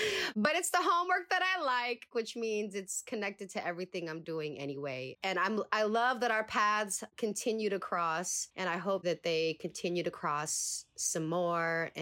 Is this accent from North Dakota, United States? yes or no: no; San Francisco, California, United States; growing up in the city, in the Excelsior